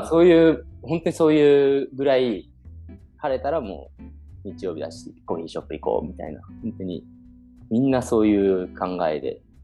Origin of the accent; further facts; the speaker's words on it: Kawasaki, Kanagawa, Japan; moved away as an adult; also born or lived in Copenhagen, Denmark; now in Kanazawa, Japan; 出身は全く金沢に関係ない神奈川県川崎市の出身です。